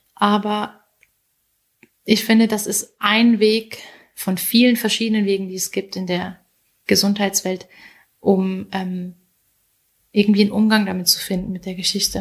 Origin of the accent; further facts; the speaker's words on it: Hunsrück, Rhineland-Palatinate, Germany; moved away as an adult; now in Switzerland; der Hunsrück, wo ich aufgewachsen bin